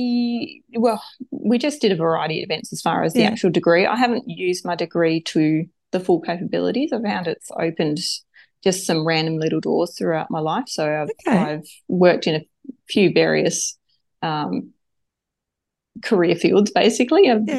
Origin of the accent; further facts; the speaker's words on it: Devonport, Tasmania, Australia; also born or lived in Brisbane; So I'm a Northwest Tassie, born and bred local. Probably can't get more Tasmanian than me.